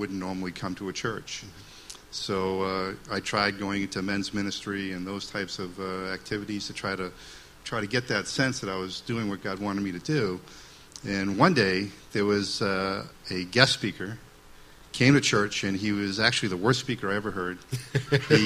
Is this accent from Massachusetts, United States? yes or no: yes; Waltham, Massachusetts, United States; moved away as an adult; now in Concord, United States; I grew up in Waltham, Mass., which is a city